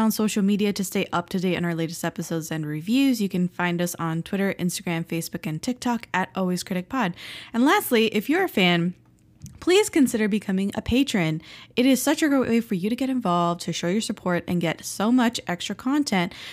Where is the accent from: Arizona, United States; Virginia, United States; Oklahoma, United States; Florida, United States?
Florida, United States; South; now in Philadelphia, United States; we grew up in South Florida and we had a pool